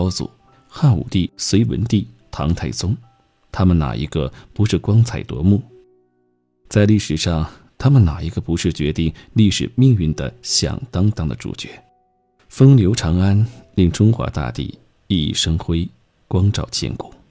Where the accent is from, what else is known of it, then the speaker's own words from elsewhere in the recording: Sichuan, China; 他们曾调侃地把南方人叫“蛮子”，把我们四川人叫“拐子”。